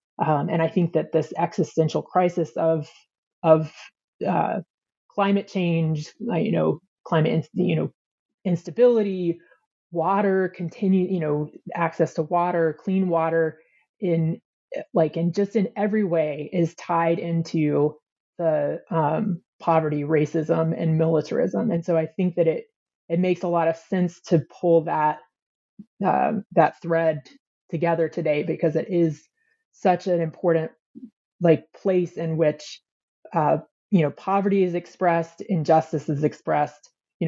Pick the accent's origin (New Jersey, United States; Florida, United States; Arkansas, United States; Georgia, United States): Georgia, United States; I grew up United Methodist in North Georgia, outside of Atlanta.